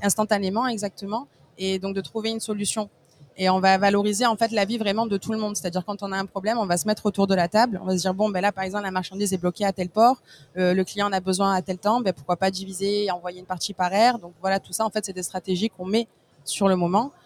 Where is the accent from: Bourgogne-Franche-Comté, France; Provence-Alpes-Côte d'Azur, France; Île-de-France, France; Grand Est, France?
Provence-Alpes-Côte d'Azur, France; Marseille; je suis marseillaise, donc née et élevée à Marseille